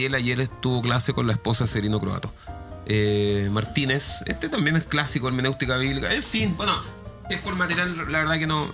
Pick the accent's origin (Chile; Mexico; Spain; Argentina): Chile; mi pueblo es Chile